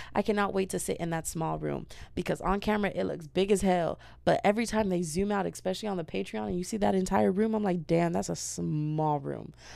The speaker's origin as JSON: {"language": "English", "country": "United States", "said": "as an American"}